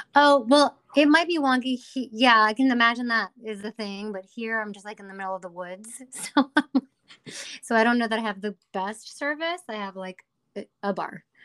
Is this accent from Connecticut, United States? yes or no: yes; Hartford, Connecticut, United States; I'm from the Hartford, Connecticut area